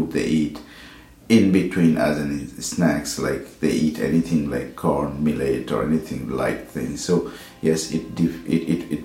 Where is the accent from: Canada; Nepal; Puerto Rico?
Nepal; also born or lived in Bhutan; now in Edinburgh, United Kingdom; I was born in Bhutan, brought up in Nepal, and currently living in Edinburgh, Scotland.